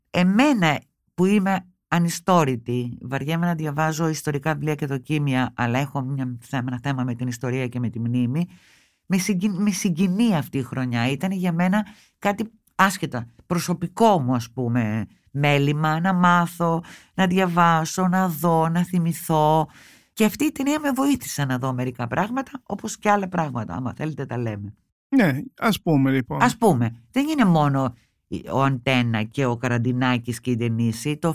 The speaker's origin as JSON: {"language": "Greek", "country": "Greece", "said": "Και εγώ δεν είμαι αυτό που λέμε λυσασμένη με την πατρίδα μου. Την αγαπώ την Ελλάδα πολύ"}